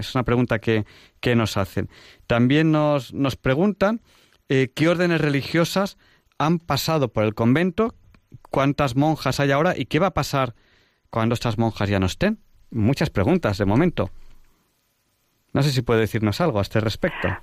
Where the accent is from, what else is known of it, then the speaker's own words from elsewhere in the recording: Barcelona, Catalonia, Spain; also born or lived in Segovia; now in Madrid, Spain; yo soy de Barcelona, pero en un momento dado me trasladé a vivir a Madrid